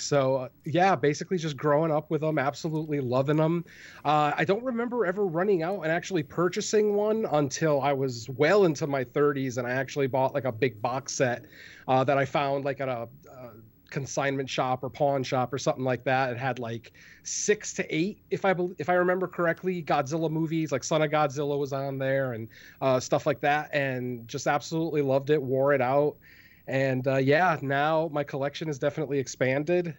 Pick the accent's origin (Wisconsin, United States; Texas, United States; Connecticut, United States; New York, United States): Connecticut, United States; moved away; I'm originally from Connecticut, born and raised